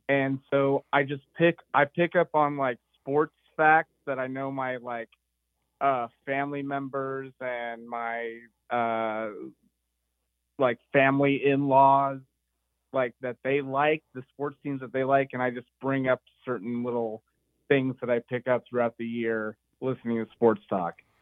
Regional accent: Claremont, California, United States; now in Exeter, United States; I grew up in Claremont, California

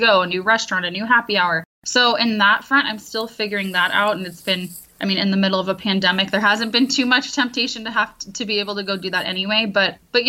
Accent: San Diego, California, United States; also born or lived in Midwest; now in Orange County, United States; I am from Southern California, San Diego

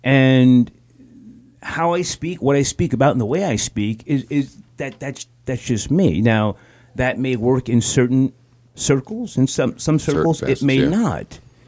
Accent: Scotch Plains, New Jersey, United States; I'm from New Jersey. The beautiful suburbs, Scotch Plains.

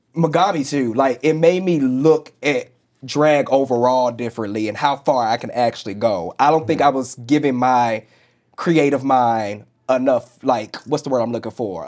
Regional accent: St. Louis, Missouri, United States; moved away; I grew up in the Bible Belt. I grew up I grew up in St. Louis, Missouri.

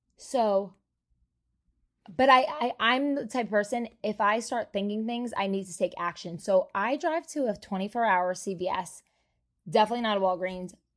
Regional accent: New Jersey, United States; I'm from Jersey

